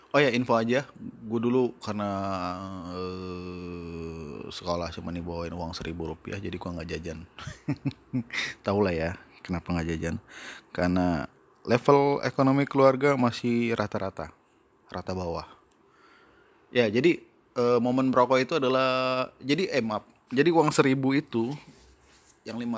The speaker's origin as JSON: {"language": "Indonesian", "town": "Mesuji", "region": "Lampung", "country": "Indonesia", "tie": "born or raised there", "also_born_or_lived": "South Sumatra", "said": "kalau di kampung gue ya, di di di di Mesuji tepatnya di di Mesuji itu kalau dulu masih uh, masih bagian dari Kabupaten Tulang Bawang"}